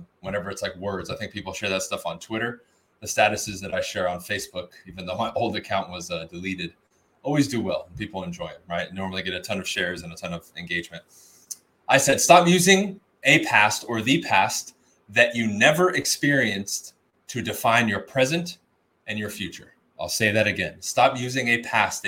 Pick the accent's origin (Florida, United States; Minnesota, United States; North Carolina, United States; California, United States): California, United States; Huntington Park; I grew up in Huntington Park, California, which is right next to South